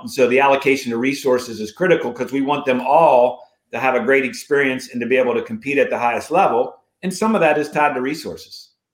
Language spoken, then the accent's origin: English; Morgantown, West Virginia, United States; growing up in Morgantown, West Virginia